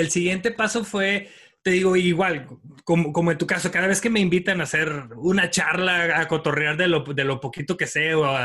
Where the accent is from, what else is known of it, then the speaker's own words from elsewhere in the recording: Mexico; siempre estoy viendo gente que tiene un talento increíble que como mexicanos podemos aprender.